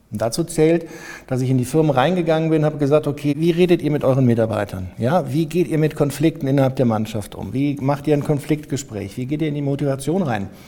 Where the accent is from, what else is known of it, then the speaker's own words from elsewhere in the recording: North Rhine-Westphalia, Germany; Ich hatte damals auch das Glück, ich komme aus der Nähe von Kölner Umland. Deswegen hatte ich ein Dominikanerkloster bei uns.